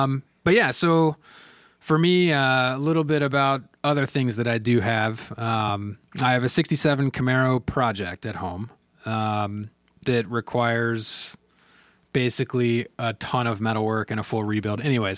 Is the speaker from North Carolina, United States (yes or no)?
yes; Raleigh, North Carolina, United States; So, and I grew up in Raleigh, North Carolina.